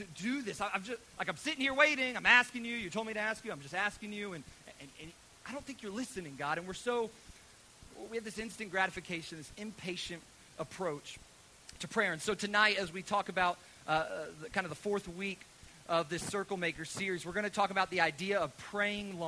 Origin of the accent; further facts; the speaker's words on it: United States; as American children